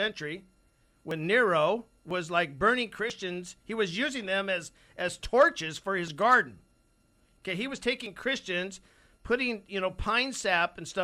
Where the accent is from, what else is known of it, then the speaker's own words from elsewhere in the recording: United States; as an American